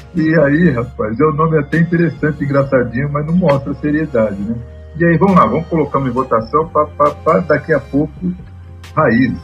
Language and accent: Portuguese; São Bernardo do Campo, São Paulo, Brazil; now in Santo André, Brazil; nasci em São Bernardo. Né? Eu vim para Santander depois de casado. Mas eu nasci em São Bernardo, eu via os discursos do PT, eu ia ver o, o comício do Lula